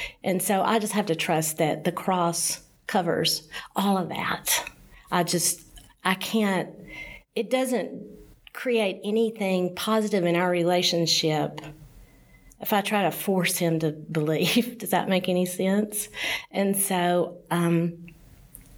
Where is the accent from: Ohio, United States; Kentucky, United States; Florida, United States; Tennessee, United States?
Tennessee, United States; Nashville; I grew up in Nashville, in East Nashville